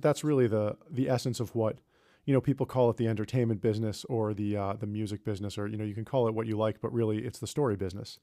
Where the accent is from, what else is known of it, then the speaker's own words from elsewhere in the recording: New York, United States; I grew up near New York City, and so I moved into the city after I graduated from college